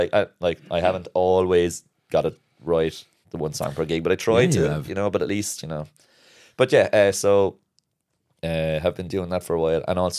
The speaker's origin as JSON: {"language": "English", "town": "Kilkenny", "region": "Leinster", "country": "Ireland", "lives_now": "Cork, Ireland", "said": "I'm from Kilkenny originally."}